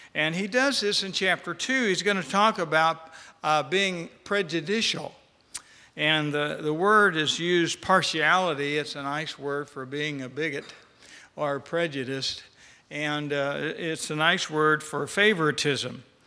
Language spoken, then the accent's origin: English; West Texas, United States; I grew up in West Texas